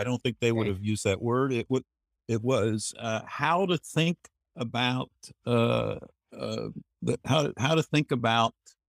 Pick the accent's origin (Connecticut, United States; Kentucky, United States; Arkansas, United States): Kentucky, United States; Well, I grew up in Kentucky. Very practicing Catholic family and environment. Parochial schools.